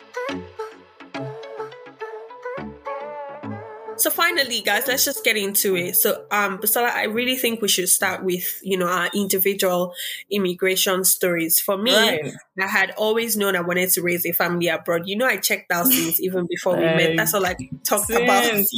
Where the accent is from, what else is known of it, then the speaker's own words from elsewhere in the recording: Nigeria; now in Australia; as Nigerian immigrants